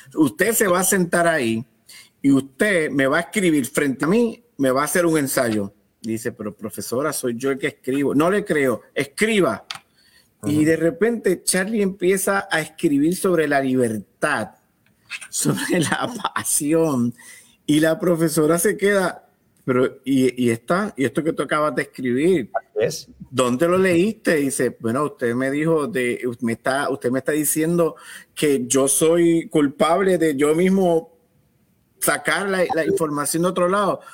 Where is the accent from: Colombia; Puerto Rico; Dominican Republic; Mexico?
Puerto Rico; Caguas; un jibarito de cagua